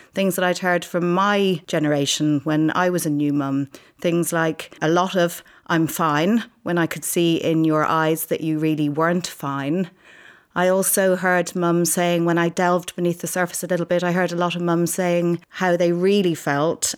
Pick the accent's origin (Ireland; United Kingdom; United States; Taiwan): Ireland; I'm Irish